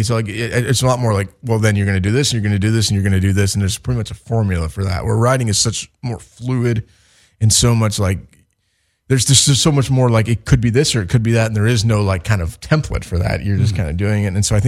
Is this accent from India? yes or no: no; Chicago, Illinois, United States; now in Los Angeles, United States